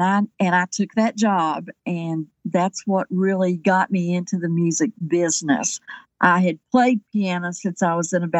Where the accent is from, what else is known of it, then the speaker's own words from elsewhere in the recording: Kingsport, Tennessee, United States; also born or lived in Johnson City, Tennessee; I grew up in Upper East Tennessee in Kingsport lived there until I went to college.